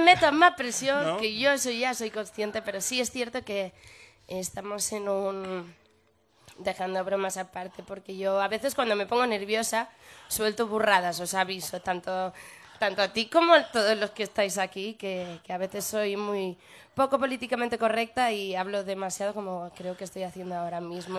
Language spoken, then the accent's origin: Spanish; Barcelona, Catalonia, Spain; moved away as an adult; now in Madrid, Spain; amo Barcelona porque es mi tierra